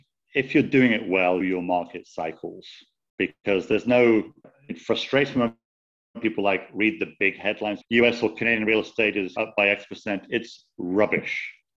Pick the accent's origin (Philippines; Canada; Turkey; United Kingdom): United Kingdom; now in United States; I'm obviously British, lived in the States most of my life